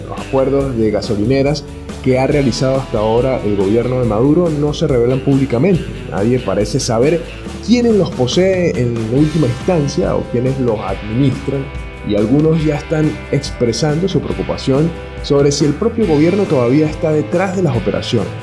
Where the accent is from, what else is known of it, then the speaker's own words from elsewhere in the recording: Venezuela; mi país natal Venezuela